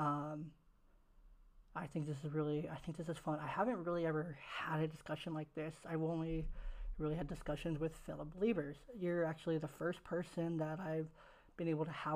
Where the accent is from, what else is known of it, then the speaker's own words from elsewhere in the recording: Oakland, California, United States; moved away; I was raised in Oakland, California